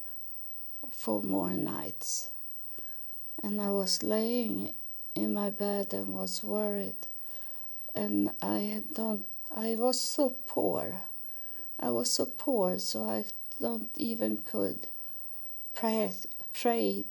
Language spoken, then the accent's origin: English; Sweden; English is a second language; I was born in Sweden, and we didn't have so many churches.